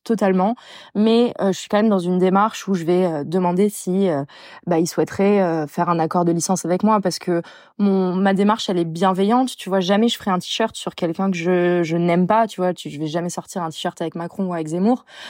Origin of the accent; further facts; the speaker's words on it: Bordeaux, Nouvelle-Aquitaine, France; je suis bordelaise